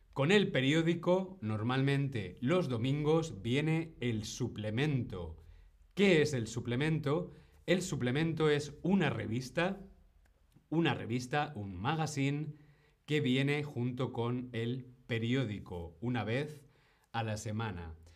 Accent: Spain; como decimos en España

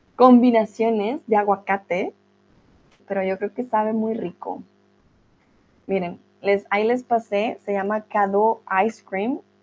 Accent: Colombia; Es una comida muy común en mi país

